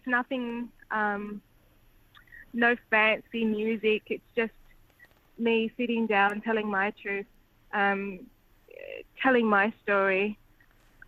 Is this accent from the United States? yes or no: no; Perth, Western Australia, Australia; I'm from Perth and my experiences are different